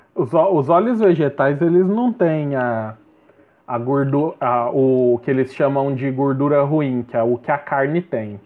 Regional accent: Goiás, Brazil; eu sou goiano

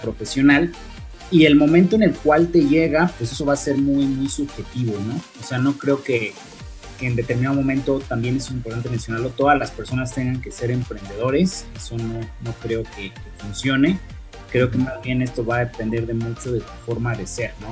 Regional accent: Mexico; los mismos ingenieros mexicanos, no es algo que nos orgullezca, pero nuestro salario es mucho menor

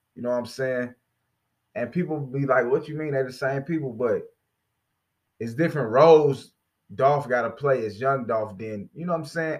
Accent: Gary, Indiana, United States; my hometown, Gary, Indiana

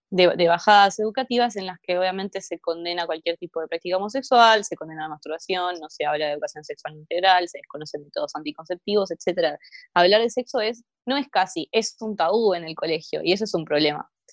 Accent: Argentina; este es el país en el que vivimos

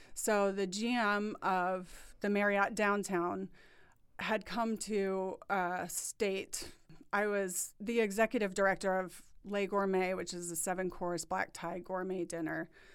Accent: New Orleans, Louisiana, United States; moved away as an adult; also born or lived in East Lansing, Michigan; now in Indianapolis, United States; I was born and raised in New Orleans

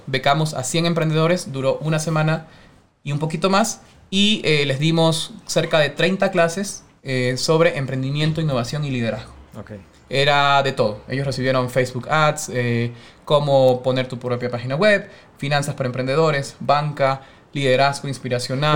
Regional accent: Guayaquil, Guayas, Ecuador; soy guayaquileño, tengo 32 años

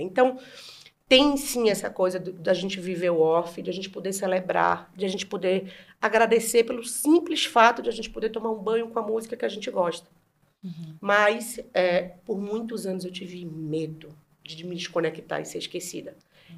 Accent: Bahia, Brazil; moved away; Eu, uma uhum. mulher gorda, nordestina

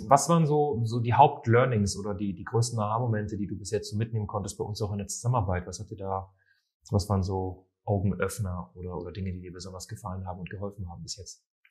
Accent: Munich, Bavaria, Germany; Ich komme ja selbst aus München

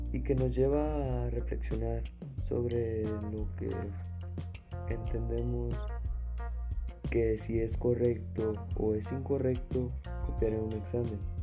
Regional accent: Mexico

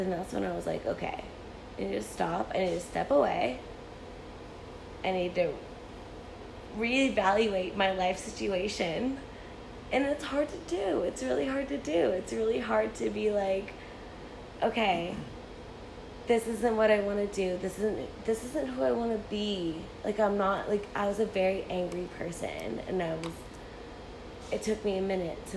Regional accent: Benicia, California, United States; this is my hometown

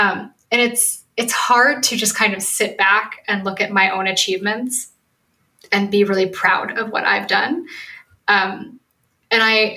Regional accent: Oak Park, United States; I grew up in Oak Park

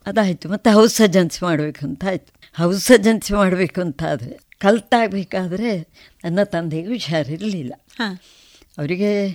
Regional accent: Urimajalu, Karnataka, India; ನಾನು ಉರಿಮಜಲು ಮನೆಯಲ್ಲಿ ಹುಟ್ಟಿದೆ

